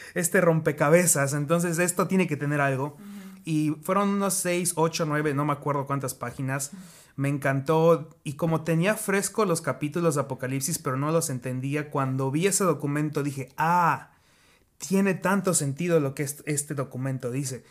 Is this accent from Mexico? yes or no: yes; Mexico; moved away as an adult; also born or lived in Kansas City, United States; now in United States; Soy mexicano, pero ya llevo cinco años acá